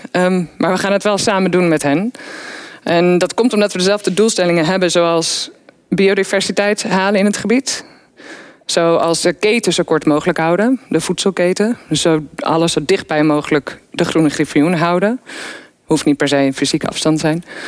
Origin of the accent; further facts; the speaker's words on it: Weesp, North Holland, Netherlands; ik kom uit Weesp. En ik woon tussen de weilanden.